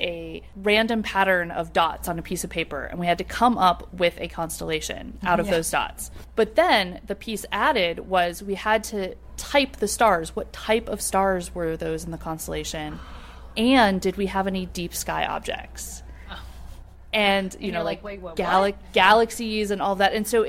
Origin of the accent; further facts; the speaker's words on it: Pennsylvania, United States; I'm from Pennsylvania